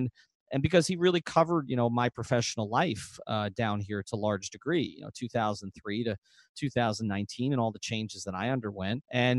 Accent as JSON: {"language": "English", "area": "Long Island", "region": "New York", "country": "United States", "tie": "born or raised there", "moved": "yes", "lives_now": "South Florida, United States", "said": "I grew up in Long Island"}